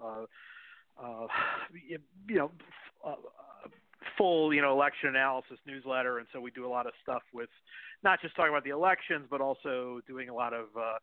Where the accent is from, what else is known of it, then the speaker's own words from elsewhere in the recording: Cleveland, Ohio, United States; my hometown team, the Cleveland Browns